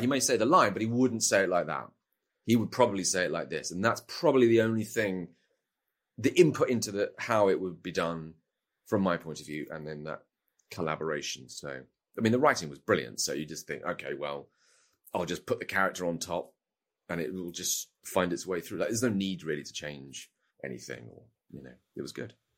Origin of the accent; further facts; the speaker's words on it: United Kingdom; as a Brit